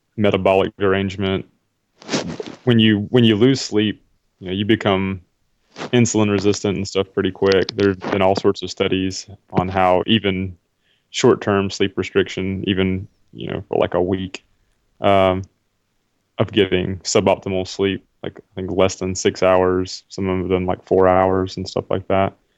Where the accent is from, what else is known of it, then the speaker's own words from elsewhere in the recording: South Carolina, United States; where I grew up in South Carolina